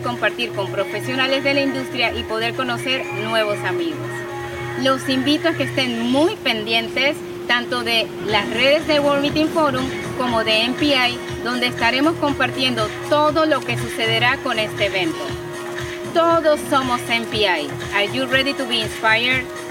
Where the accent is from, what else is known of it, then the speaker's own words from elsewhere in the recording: Panama; representar a mi país